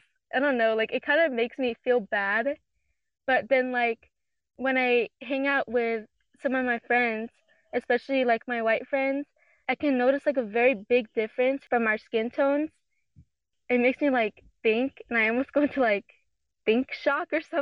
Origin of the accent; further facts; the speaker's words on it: United States; I grew up in America